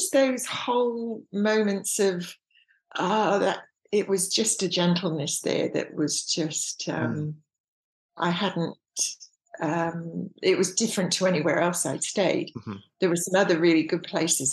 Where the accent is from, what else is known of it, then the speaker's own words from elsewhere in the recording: England, United Kingdom; moved away; I was very churched when I was raised in England.